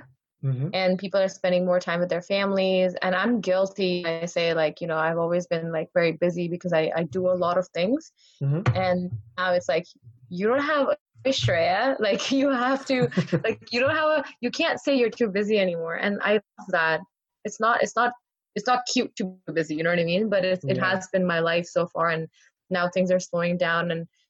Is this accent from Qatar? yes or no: yes; Qatar; I grew up in Qatar.